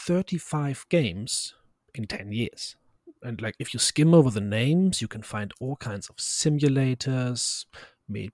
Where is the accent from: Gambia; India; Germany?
Germany; English is a second language; I am German. I am from Germany